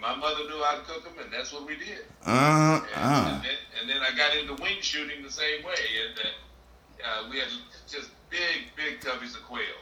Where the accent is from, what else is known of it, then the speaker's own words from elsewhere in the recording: Topeka, Kansas, United States; now in Detroit, United States; I grew up in Topeka, Kansas